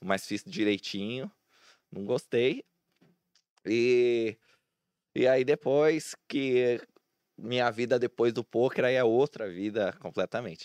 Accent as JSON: {"language": "Portuguese", "town": "Santo André", "region": "São Paulo", "country": "Brazil", "tie": "born or raised there", "also_born_or_lived": "São Bernardo do Campo", "said": "Eu sou de Santo André, né? Eu sou nascido em São Bernardo, mas sempre morei minha vida inteira em Santo André"}